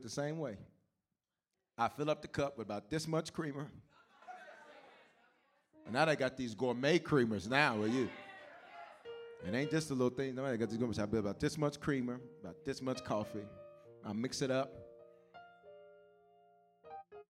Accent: the South, United States; growing up in the South, you drink coffee, even as little kids

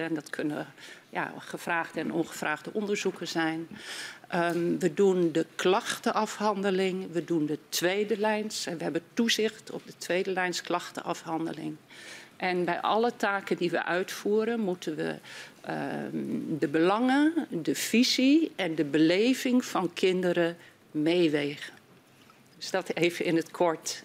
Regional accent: Groningen, Netherlands; ik ben Groningse

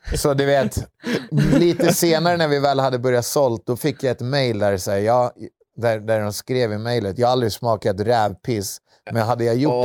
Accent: Södertälje, Stockholm County, Sweden; vi var två killar från Södertälje

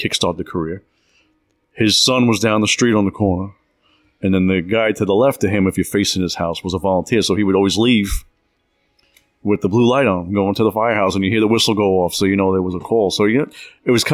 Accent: Smithtown, New York, United States; moved away; I was born in Long Island, New York, Smithtown area is where I grew up.

